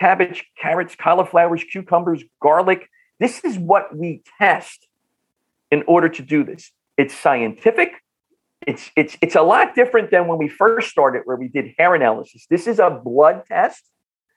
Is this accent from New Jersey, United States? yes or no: yes; Bloomfield, New Jersey, United States; accent: North Jersey; I grew up in Northern New Jersey, in the Bloomfield Newark area